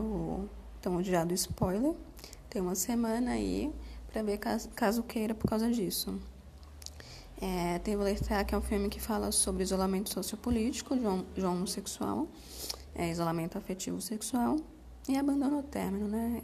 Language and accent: Portuguese; Salvador, Bahia, Brazil; moved away; also born or lived in Southeast Brazil; o fato de eu ser uma nordestina de Salvador, que mudou para o Sudeste né, no início de 2000